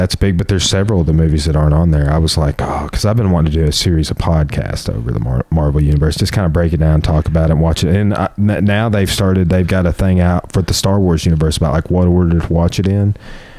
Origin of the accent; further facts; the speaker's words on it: Clarksville, United States; I'm from Clarksville.